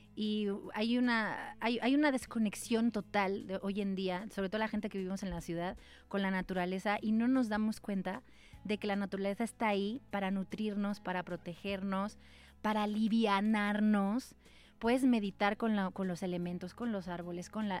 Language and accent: Spanish; Valencia, Valencian Community, Spain; moved away; Nací en Valencia